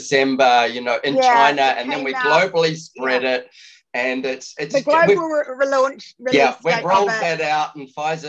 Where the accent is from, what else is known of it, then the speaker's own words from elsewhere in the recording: Auckland, New Zealand; now in Australia; And I'm a Kiwi as well. However, I've been living in Australia or away from New Zealand for 22 years now. Amy still lives in New Zealand. She lives in Auckland, which was my hometown.